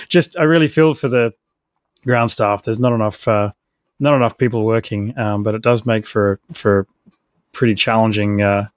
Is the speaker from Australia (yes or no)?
yes; Australia; I'm an Aussie founder and software engineer by training.